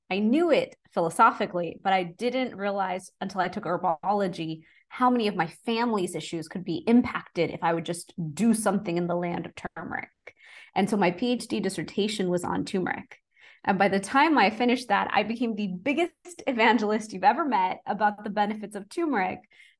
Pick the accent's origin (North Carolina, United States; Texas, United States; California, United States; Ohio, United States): Texas, United States; So I'm originally from Texas and born and raised